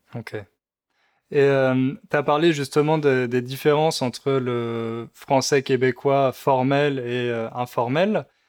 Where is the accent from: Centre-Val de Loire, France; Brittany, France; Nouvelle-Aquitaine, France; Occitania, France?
Centre-Val de Loire, France; Centre region; accent: accent de région centre; moi aussi j'ai un accent, l'accent de région centre.